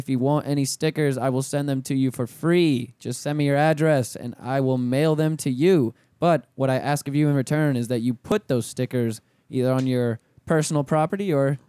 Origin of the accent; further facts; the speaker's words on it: Pensacola, Florida, United States; I'm from Pensacola.